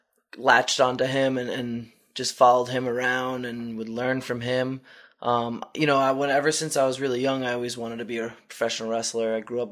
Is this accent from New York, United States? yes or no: yes; Long Island, New York, United States; I grew up on Long Island.